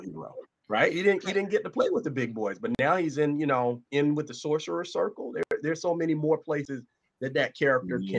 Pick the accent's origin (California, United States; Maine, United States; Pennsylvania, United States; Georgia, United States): Georgia, United States; Atlanta; I'm I'm country. I'm from Atlanta